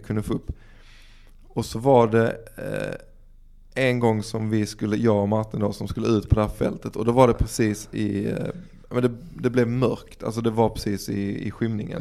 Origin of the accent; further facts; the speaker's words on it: Dalby, Skåne, Sweden; Vi växte upp i Dalby